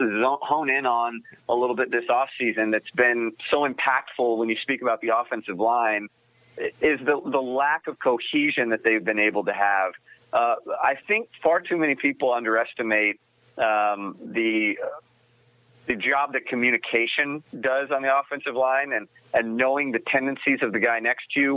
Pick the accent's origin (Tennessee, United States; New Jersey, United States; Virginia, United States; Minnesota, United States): Tennessee, United States; Memphis; I was born in Memphis